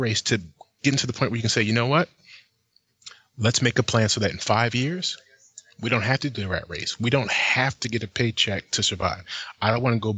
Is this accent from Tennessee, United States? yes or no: no; New Jersey, United States; moved away as an adult; also born or lived in Philadelphia, Pennsylvania; now in Bay Area, California, United States; I grew up in New Jersey